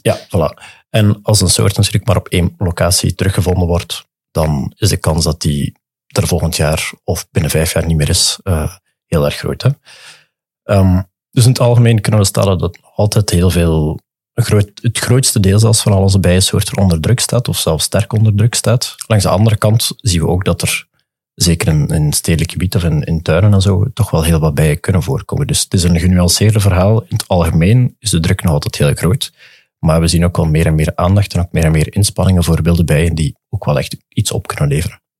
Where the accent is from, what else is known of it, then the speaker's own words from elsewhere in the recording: Dender region, Flanders, Belgium; ik ben van de Denderstreek